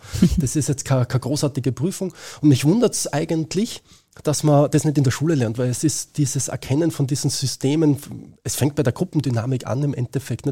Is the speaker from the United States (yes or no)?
no; Austria; bei uns in Österreich